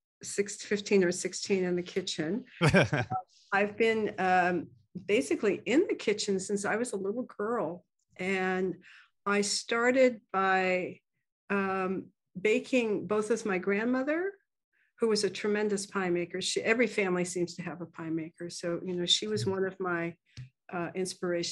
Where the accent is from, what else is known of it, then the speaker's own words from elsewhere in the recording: Santa Barbara, California, United States; now in Port Angeles, United States; I grew up in Santa Barbara